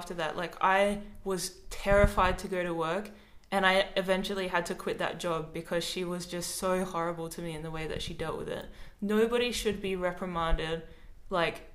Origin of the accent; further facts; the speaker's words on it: Adelaide, South Australia, Australia; moved away as an adult; now in Melbourne, Australia; I'm from Adelaide. I moved to Melbourne.